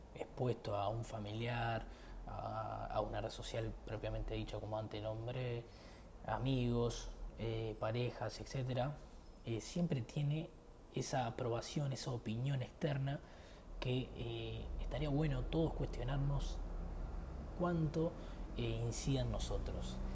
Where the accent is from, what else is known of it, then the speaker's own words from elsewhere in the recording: Uruguay; soy de Uruguay